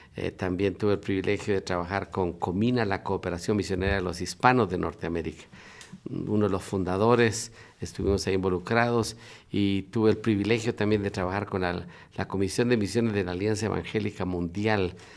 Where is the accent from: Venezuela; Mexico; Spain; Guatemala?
Guatemala; moved away as an adult; also born or lived in Russia / United States; soy originario de Guatemala